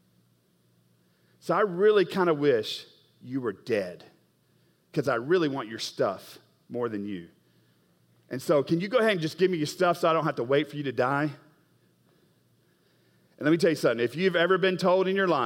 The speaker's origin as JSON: {"language": "English", "region": "Oklahoma", "country": "United States", "said": "I'm from Oklahoma"}